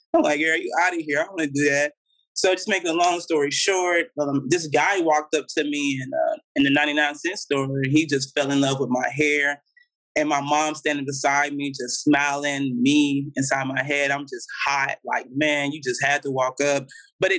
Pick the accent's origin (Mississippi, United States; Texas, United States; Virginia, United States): Mississippi, United States; Meridian; moved away as an adult; now in Los Angeles, United States; I'm originally from Meridian, Mississippi. That's where I'm from. That's where I grew up at majority of my life.